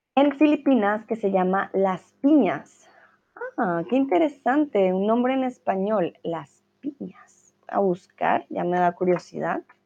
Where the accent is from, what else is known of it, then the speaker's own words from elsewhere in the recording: Colombia; now in Germany; estoy en mi hogar en Alemania, ¿vale? Pero soy de Colombia.